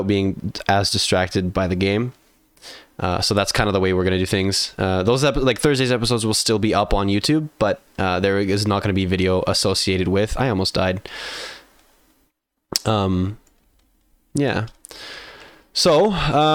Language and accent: English; Canada; I'm in Canada. I'm in the like very center of Canada